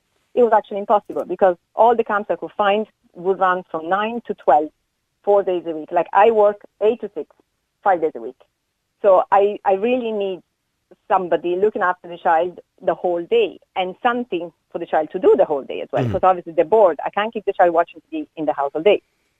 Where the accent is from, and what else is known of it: Italy